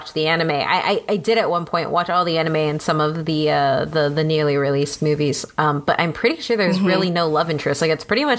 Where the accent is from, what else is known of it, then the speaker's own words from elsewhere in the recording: United States; I'm Mexican American, which means I'm fully American to anybody who is Mexican from Mexico. Like my family, my grandmother's family did not immigrate here. Like she was born on Texas land. We're indigenous to this land.